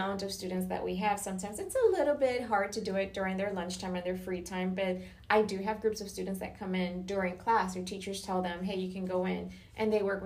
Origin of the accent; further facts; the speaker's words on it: Puerto Rico; now in Florida, United States; I grew up in Puerto Rico